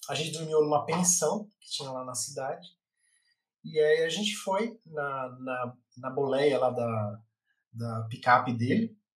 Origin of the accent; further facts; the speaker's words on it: São Paulo, Brazil; a gente é de São Paulo e a gente está querendo ir lá para a nascente do, do Rio.